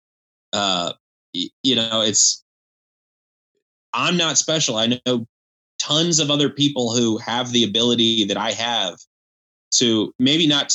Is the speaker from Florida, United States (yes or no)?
yes; Tallahassee, Florida, United States; moved away as an adult; also born or lived in Los Angeles; I grew up in Tallahassee, Florida, where everyone who grew up here hated here